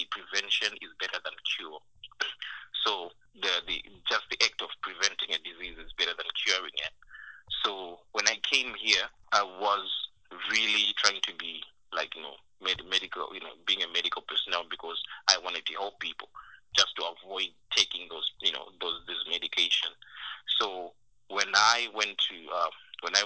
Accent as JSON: {"language": "English", "country": "Zimbabwe", "moved": "as an adult", "said": "I came from Zimbabwe"}